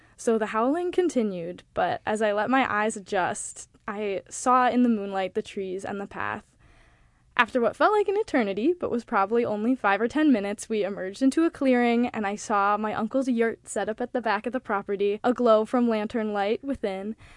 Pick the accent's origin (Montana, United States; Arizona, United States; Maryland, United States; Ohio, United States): Montana, United States; moved away as an adult; now in New York, United States; I am from Montana